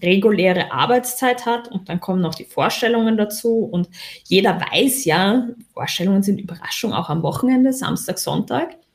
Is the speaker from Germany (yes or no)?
no; Austria; accent: Austrian; Ich bin Österreicherin.